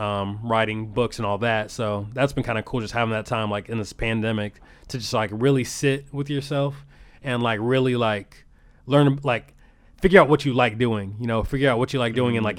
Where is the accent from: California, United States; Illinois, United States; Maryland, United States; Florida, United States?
Illinois, United States; Rock Island; moved away as an adult; now in Des Moines, United States; I'm from the Quad Cities. Yeah, I grew up in uh, Rock Island, uh, Illinois